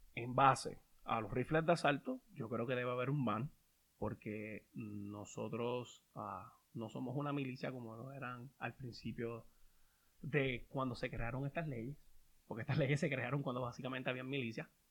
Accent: Puerto Rico; moved away; nosotros que venimos de Puerto Rico

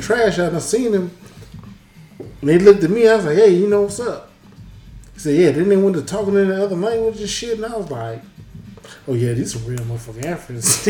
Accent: Alabama, United States; I was born in Alabama

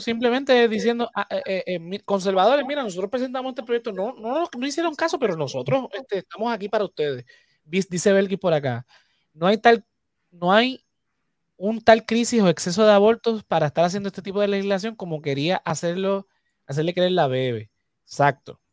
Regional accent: Toa Alta, Puerto Rico; soy de Toalta

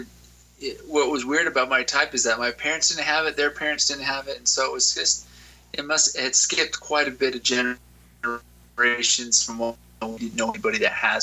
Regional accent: Utah, United States; Born and raised in Utah

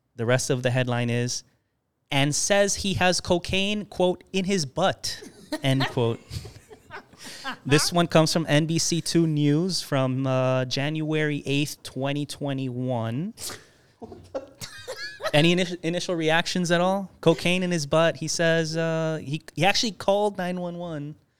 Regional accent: Miami, Florida, United States; I was also, uh, born and raised in the Miami area

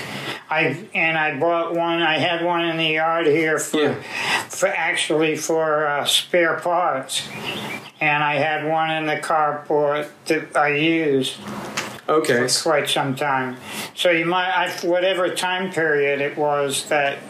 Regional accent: Fall River, Massachusetts, United States; born or raised there; also born or lived in Brooklyn, New York; now in DeLand, United States

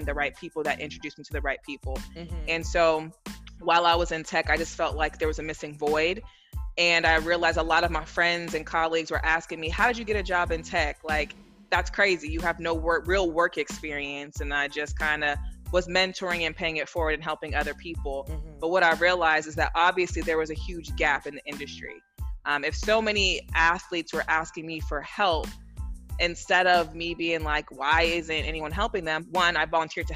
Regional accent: East Palo Alto, California, United States; moved away as an adult; now in Atlanta, United States; I'm born and raised in the Bay Area, California

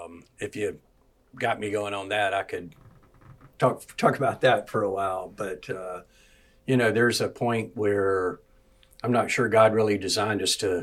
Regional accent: Atlanta, Georgia, United States; moved away as an adult; also born or lived in Decatur, Georgia / South Carolina / Florida; now in Peachtree City, United States; Born and raised in Metro Atlanta.

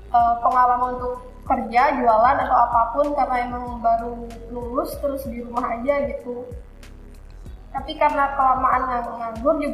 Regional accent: Wonosobo, Central Java, Indonesia; Asal saya Wonosobo, Jawa Tengah.

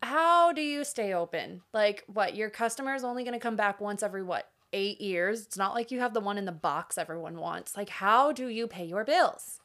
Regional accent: Florida, United States; moved away as an adult; now in Nashville, United States; also from Florida.

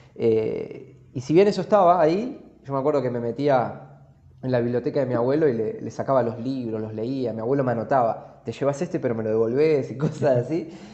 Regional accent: Argentina; nosotros somos los dos argentinos, crecimos en, este país

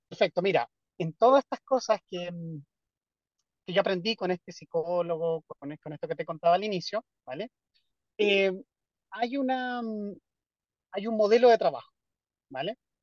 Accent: Chile; also born or lived in Europe; yo me fui prácticamente recién titulado de Chile. Y trabajé en Europa cinco años, seis, no, como más años, como siete años. Y me devolví a Chile a trabajar

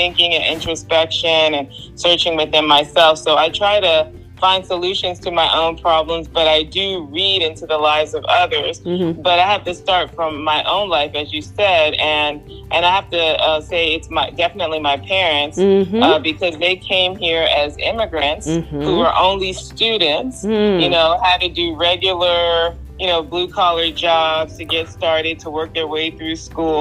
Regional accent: Maryland suburbs, United States; moved away as an adult; also born or lived in Washington, D.C.; now in San Antonio, United States; I was born in Washington, D.C., raised in the Maryland suburbs

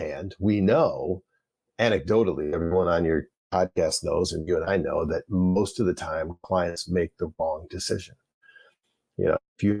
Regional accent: Flint, Michigan, United States; growing up in the Flint, Michigan area

